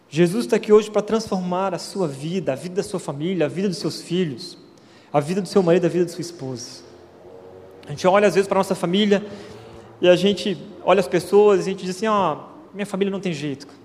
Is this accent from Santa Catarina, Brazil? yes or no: yes; Florianópolis, Santa Catarina, Brazil; moved away as an adult; also born or lived in Curitiba; fui para o seminário, para a faculdade teológica, saí de Florianópolis, fui para Curitiba.